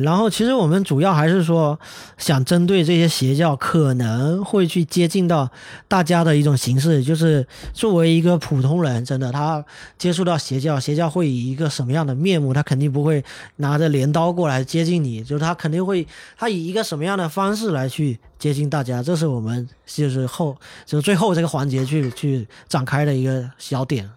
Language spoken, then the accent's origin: Chinese; China; 就是我们中国人去韩国的